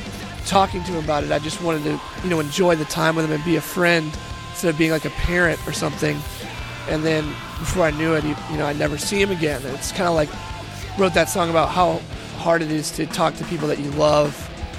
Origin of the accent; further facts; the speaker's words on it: North Carolina, United States; moved away; also born or lived in Florida; a friend I grew up with in North Carolina